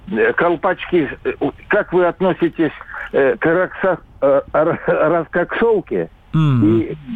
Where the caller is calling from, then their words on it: Lipetsk, Lipetsk Oblast, Russia; Я, я из Липецка, мне 66 годов.